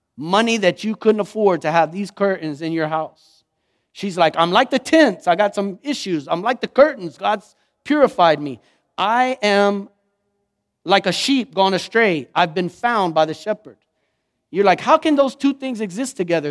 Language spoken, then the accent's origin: English; Lockhart, Texas, United States; I'm from Lockhart